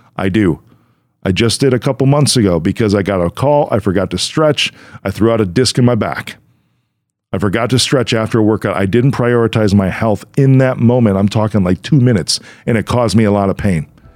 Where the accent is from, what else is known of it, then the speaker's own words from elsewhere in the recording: Chicago, Illinois, United States; I'm from Chicago